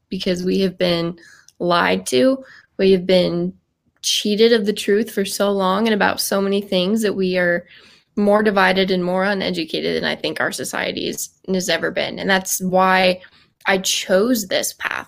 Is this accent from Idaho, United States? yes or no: no; Cheyenne, Wyoming, United States; growing up in Wyoming next to one of the world's largest Air Force bases, um, F E Warren